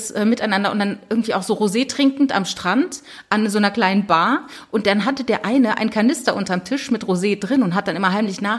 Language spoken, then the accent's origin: German; Saarland, Germany; born there; ich komme ja ursprünglich aus dem Saarland, also ich bin im Saarland geboren und habe da auch ganz viele